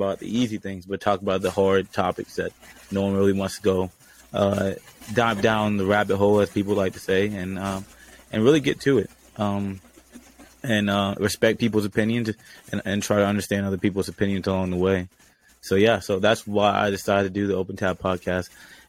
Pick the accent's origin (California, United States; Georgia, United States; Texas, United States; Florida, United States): Georgia, United States; I grew up in Georgia